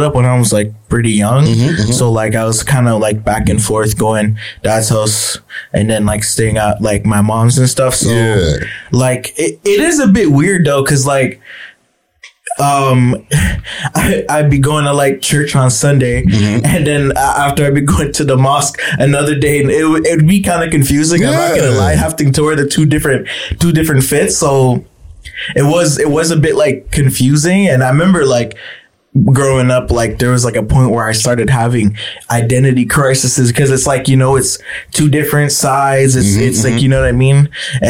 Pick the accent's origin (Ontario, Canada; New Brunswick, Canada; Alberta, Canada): Ontario, Canada; Ottawa; growing up in Ottawa